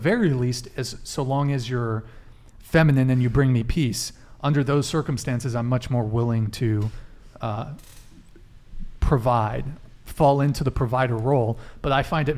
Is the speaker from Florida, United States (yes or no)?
no; Santa Barbara, California, United States; I grew up in Santa Barbara.